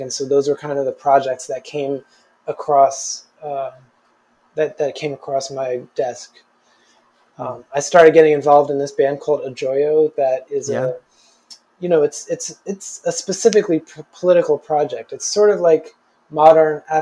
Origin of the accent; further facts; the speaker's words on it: New Jersey, United States; now in New York City, United States; I grew up right outside of New York City